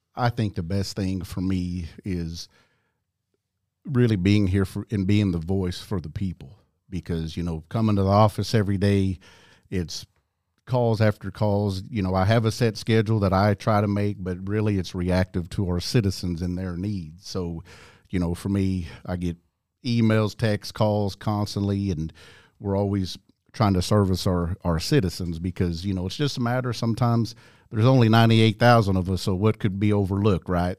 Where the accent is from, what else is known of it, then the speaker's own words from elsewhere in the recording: Tuskegee, Oklahoma, United States; also born or lived in Eufaula, Oklahoma; growing up in Tuskegee